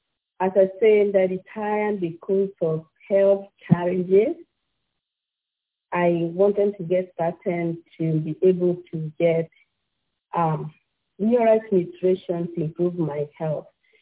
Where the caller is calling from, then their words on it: Ashburn, Virginia, United States; I'm calling from Ashburn, Virginia. I live here with my family.